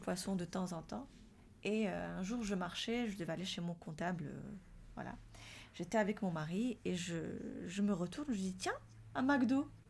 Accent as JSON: {"language": "French", "country": "Morocco", "tie": "born or raised there", "moved": "yes", "lives_now": "France", "said": "chez nous, au Maroc, on a grandi avec la mandarine"}